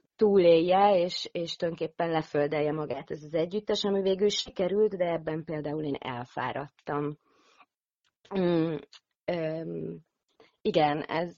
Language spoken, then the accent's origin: Hungarian; Hungary; moved away; also born or lived in Netherlands; én itt a szülőhazámba